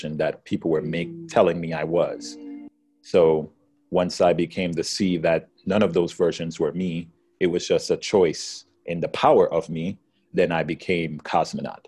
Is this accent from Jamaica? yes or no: yes; Jamaica; now in United States; I come from Jamaica.